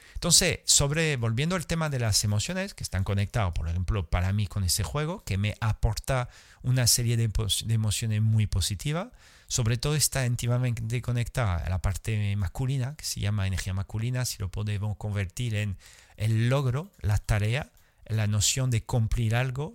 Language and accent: Spanish; France; Spanish is a second language; now in Andalusia, Spain; nací en Francia, poca sangre latina tenía